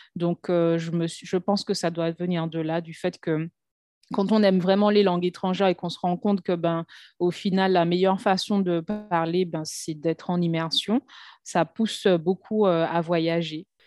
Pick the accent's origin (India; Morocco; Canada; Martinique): Martinique; moved away as an adult; also born or lived in Lille / Paris / Brazil; now in Saint Lucia; je suis née, j'ai grandi en Martinique